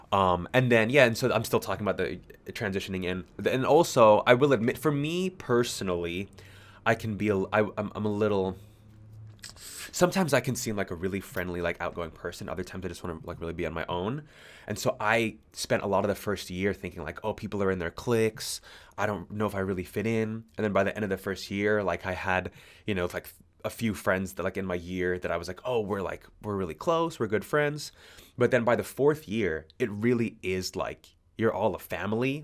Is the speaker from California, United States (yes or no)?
yes; California, United States; moved away as an adult; now in Sydney, Australia; I was born and raised in California